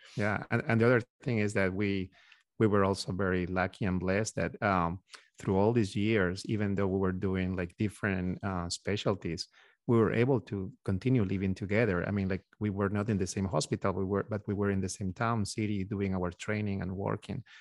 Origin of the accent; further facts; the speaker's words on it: Peru; moved away as an adult; now in United States; We are originally from Peru, from South America.